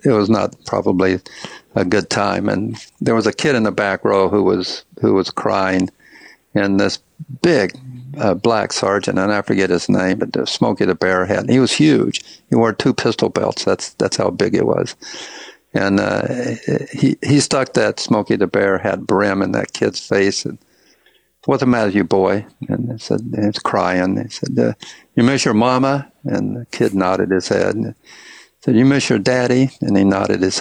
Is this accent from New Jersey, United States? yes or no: no; Kingsport, Tennessee, United States; moved away as an adult; also born or lived in Arizona; now in Las Vegas, United States; I grew up in Kingsport